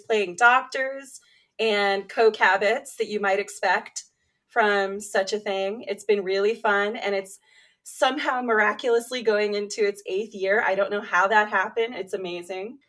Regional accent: New York City, New York, United States; I grew up in New York City

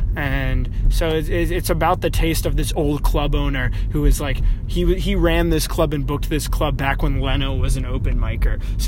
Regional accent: New York City, New York, United States; Oh, I'm from Brooklyn.

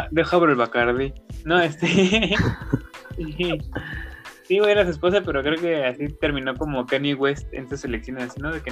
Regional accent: Nicaragua; ¿por qué opinamos de política de México si nosotros somos nicaragüenses, no?

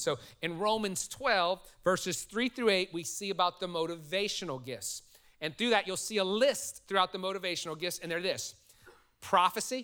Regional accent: New Orleans, Louisiana, United States; now in Texas, United States; I'm from New Orleans

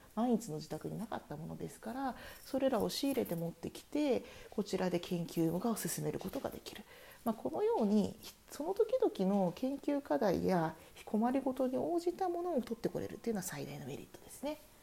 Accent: Japan; now in Germany

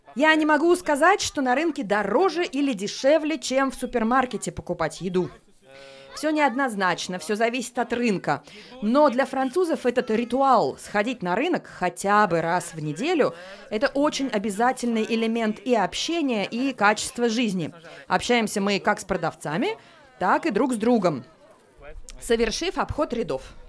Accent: Saint Petersburg, Russia; now in Paris, France; родилась в Петербурге, живу в Париже

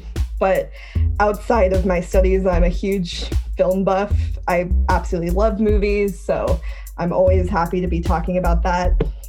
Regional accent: United States; accent: American; I am a British American, but it's probably hard to tell about the British part with my American accent, but I am.

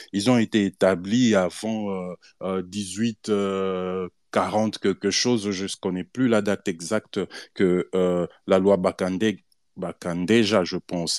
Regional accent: DR Congo; Nous sommes congolais parce que Dieu a planté nos aïeux au Congo

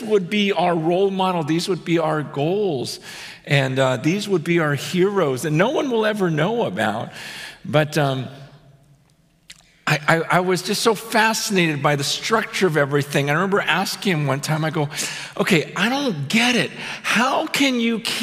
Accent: United States; as an American

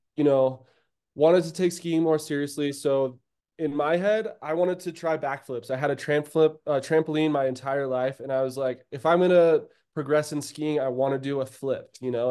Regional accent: Durango, Colorado, United States; moved away as an adult; also born or lived in Breckenridge, Colorado; I was born and raised in Durango, Colorado

